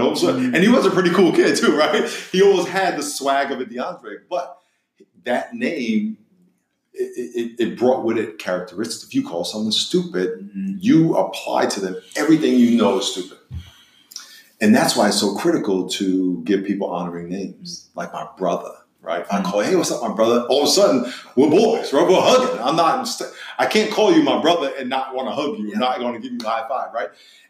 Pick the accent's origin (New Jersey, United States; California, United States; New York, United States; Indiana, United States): New York, United States; Long Island; And I'm from New York, so Long Island. So it was so much fun.